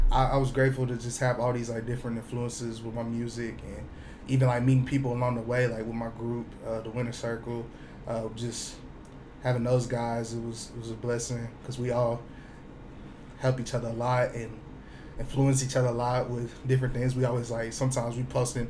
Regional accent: Houston, Texas, United States; moved away as an adult; I'm from Houston, Texas, born and raised

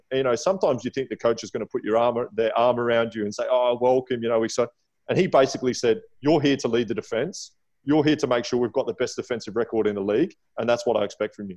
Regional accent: Adelaide, South Australia, Australia; also born or lived in England; I'm from Adelaide, well, I was born in England, but I'm from Adelaide.

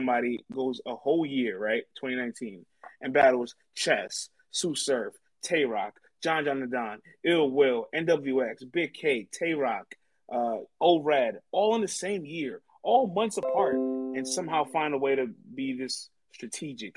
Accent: New York, United States; I'm from New York

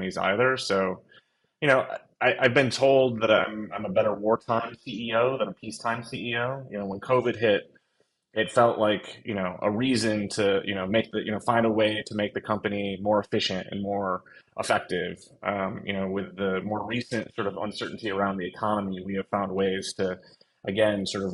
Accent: outside of Buffalo, New York, United States; I was born in December, outside of Buffalo, New York.

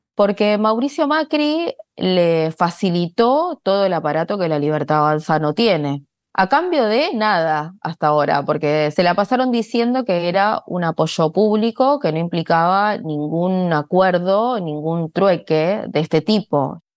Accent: Argentina; en mi país, en Argentina

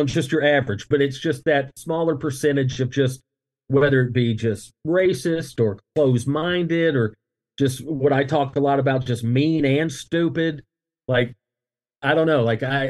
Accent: the South, United States; growing up in the South

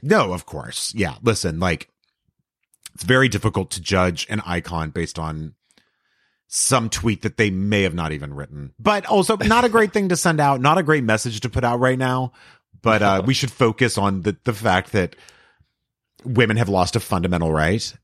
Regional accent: El Paso, Texas, United States; grew up in El Paso

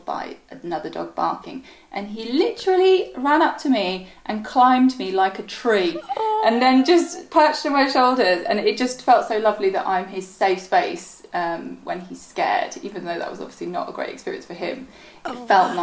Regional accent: Ireland; moved away; This was in Ireland, and, you know, I'm originally Irish, and it is a very drink-centric culture

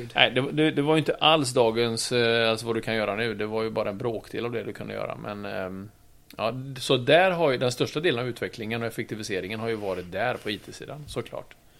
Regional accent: Trollhättan, Västra Götaland, Sweden; moved away as an adult; also born or lived in Oslo, Norway / Gothenburg; jag kom ju från Trollhättan

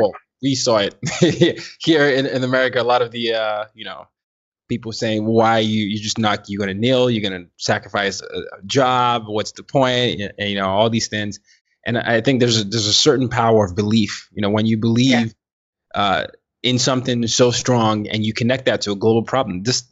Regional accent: Nigeria; Me being Nigerian

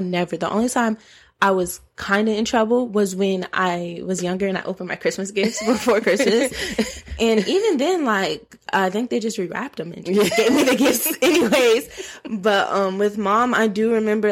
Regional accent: Georgia, United States; also born or lived in Minnesota; we're from Georgia

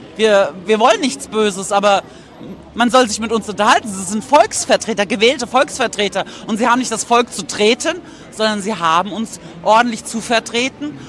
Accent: Mainz, Rhineland-Palatinate, Germany; ich komme aus Mainz und äh, das ist in der Nähe von Frankfurt.

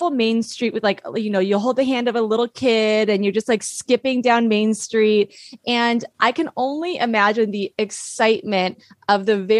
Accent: Long Beach, California, United States; Yeah, so I grew up in Long Beach, which is about, you know, 20 minutes from Anaheim where Disneyland is.

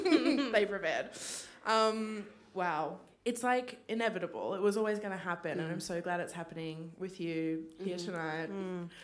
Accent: Queensland, Australia; But also growing up in Queensland.

